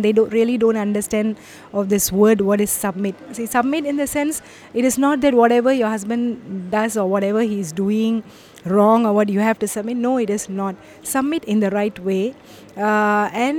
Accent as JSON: {"language": "English", "country": "India", "moved": "as an adult", "lives_now": "Malaysia", "said": "I'm from India, but I'm settled in Malaysia now. For the past 25 years"}